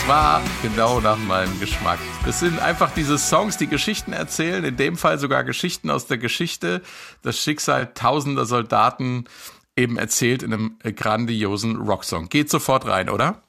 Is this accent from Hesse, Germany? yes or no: yes; Marburg, Hesse, Germany; In meiner Heimatstadt Marburg gab es in jedem Jahr ein kommunistisches Stadtfest der DKP